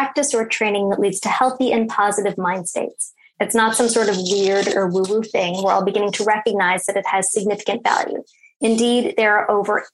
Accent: Toronto, Ontario, Canada; I grew up in Toronto.

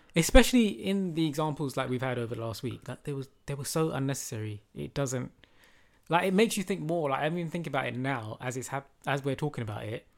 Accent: London, United Kingdom; We're from London.

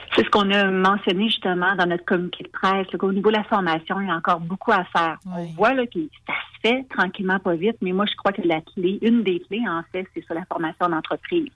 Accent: Lévis, Quebec, Canada; chez nous à Lévis

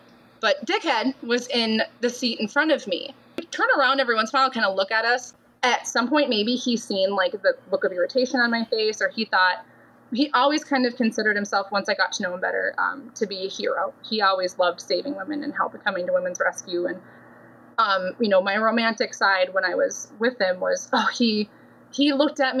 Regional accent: Minnesota, United States; moved away as an adult; I grew up in Minnesota, left for the Navy when I was 19

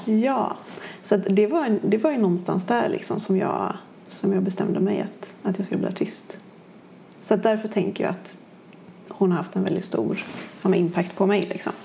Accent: Kungälv, Västra Götaland, Sweden; also born or lived in Gothenburg; annars är jag uppvuxen i Kungälv.

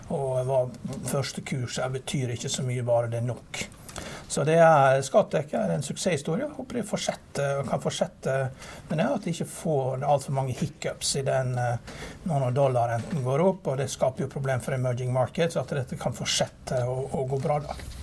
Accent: Norway; vi som nordmenn

